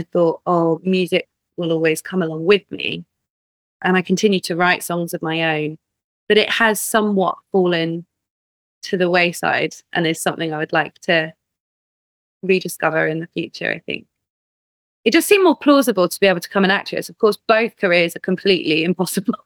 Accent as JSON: {"language": "English", "town": "Glastonbury", "region": "South West England", "country": "United Kingdom", "tie": "born or raised there", "said": "growing up in Glastonbury"}